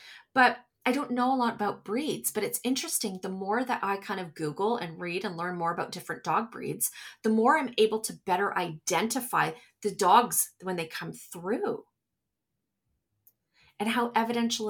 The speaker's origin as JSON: {"language": "English", "country": "Canada", "said": "I'm from Canada. So we're from Canada."}